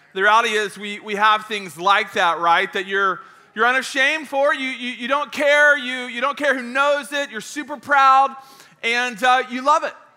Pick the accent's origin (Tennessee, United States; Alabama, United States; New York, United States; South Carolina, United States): Tennessee, United States; Knoxville; I'm, I'm from Knoxville. I went to school in Knoxville.